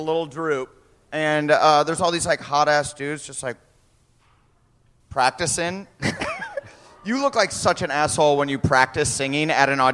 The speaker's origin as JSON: {"language": "English", "town": "Waterloo", "region": "Iowa", "country": "United States", "also_born_or_lived": "Omaha, Nebraska", "said": "I'm from Waterloo, Iowa"}